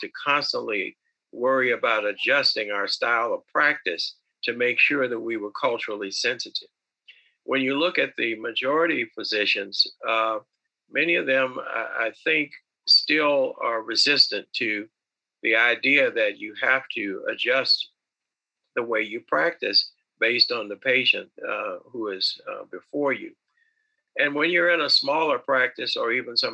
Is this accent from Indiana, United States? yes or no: yes; Northwest Indiana, United States; I went back to practice in my hometown. I built a practice that at one time had 11 orthopedic surgeons and 11 or orthopedic specialty related patients, and we treated multicultural practice across two or three counties in Northwest Indiana.